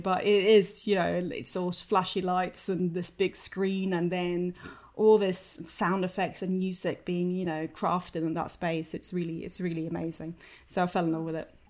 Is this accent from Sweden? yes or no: yes; Sweden; moved away as an adult; also born or lived in London; I'm from Sweden originally. I came over in two thousand and one to study